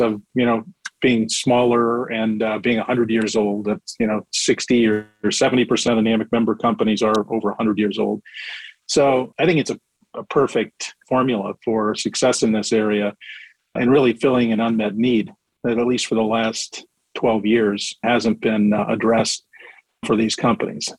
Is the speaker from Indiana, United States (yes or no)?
yes; Indiana, United States; moved away as an adult; also born or lived in Washington, D.C.; I'm from Indiana originally